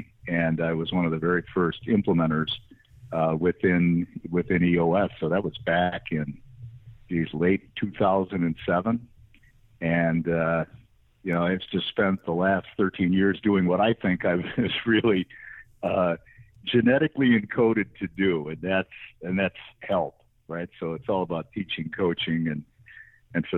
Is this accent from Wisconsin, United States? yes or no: yes; Wisconsin, United States; also born or lived in Netherlands; I grew up in Wisconsin.